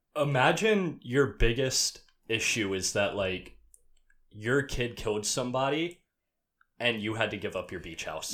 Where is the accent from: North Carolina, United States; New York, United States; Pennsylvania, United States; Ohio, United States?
North Carolina, United States; Outer Banks; I grew up on the Outer Banks of North Carolina beach town